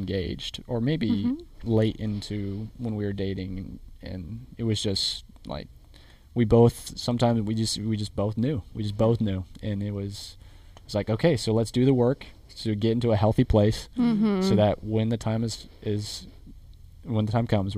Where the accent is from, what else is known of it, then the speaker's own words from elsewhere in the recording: Albuquerque, New Mexico, United States; moved away; I grew up in Albuquerque, which is the desert